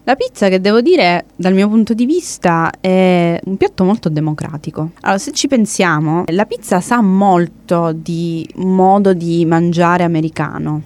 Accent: Italy; in quanto italiana

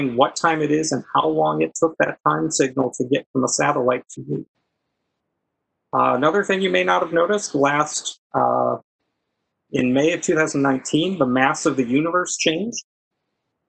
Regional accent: Wisconsin, United States; moved away as an adult; also born or lived in Minnesota; I grew up in Wisconsin

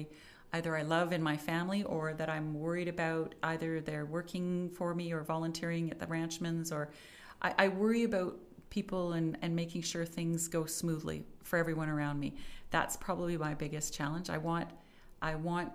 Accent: Calgary, Alberta, Canada; also born or lived in Ottawa / Vancouver; born and raised in Calgary

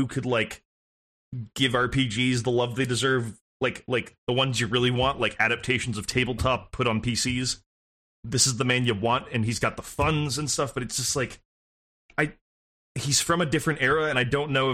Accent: Santa Monica, California, United States; born or raised there

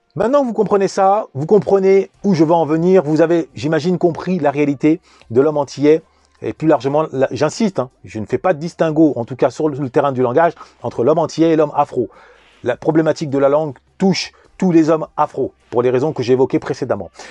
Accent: Vigneux-sur-Seine, Île-de-France, France; also born or lived in Paris; Je suis né en 1981 à Paris, j'ai grandi en banlieue parisienne, en particulier à Vigneux-sur-Seine

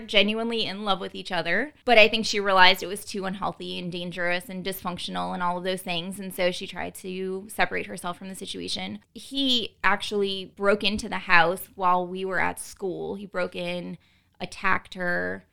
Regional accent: New Orleans, Louisiana, United States; I was born and raised in New Orleans

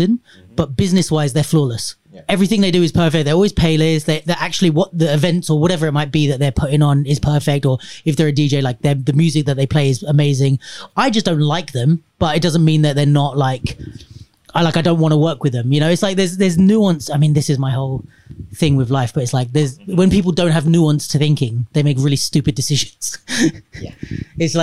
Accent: London, United Kingdom; I was born in London.

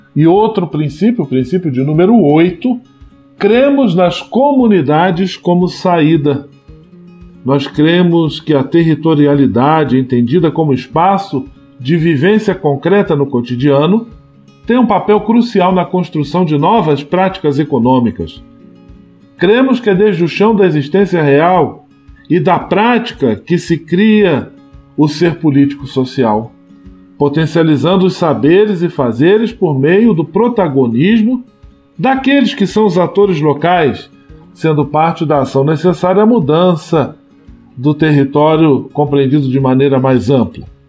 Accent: Brazil; É uma realidade que nos provoca enquanto brasileiros

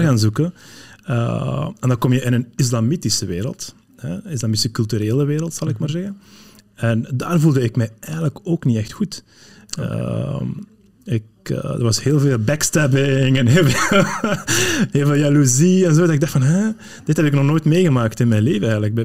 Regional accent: Flanders, Belgium; also born or lived in Morocco; ik ik ben opgegroeid in, in, in, Vlaanderen, maar ik ben geboren in Marokko.

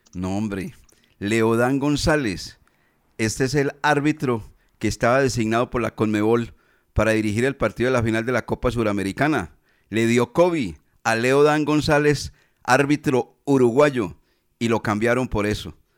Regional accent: Colombia

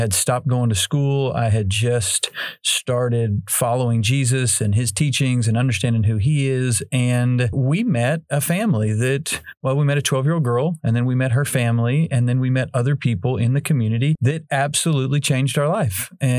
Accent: Arkansas, United States; I grew up here in Northwest Arkansas. I was born and raised here.

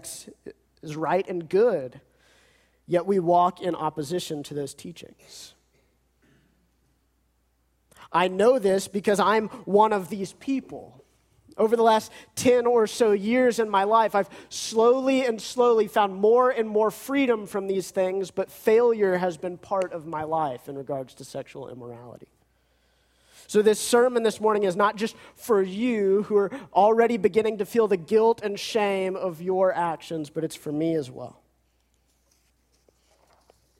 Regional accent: United States; we as American Christians

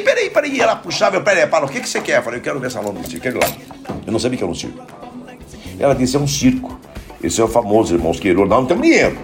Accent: Paranaguá, Paraná, Brazil; also born or lived in Curitiba; Fiquei em Paranaguá, daí direto, é, quatro anos sem ver minha mãe

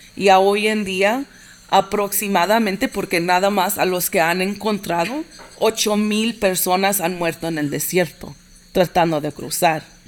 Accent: Inglewood, California, United States; nací en Los Ángeles. Mis papás emigraron de El Salvador en el 79 y en el, 80

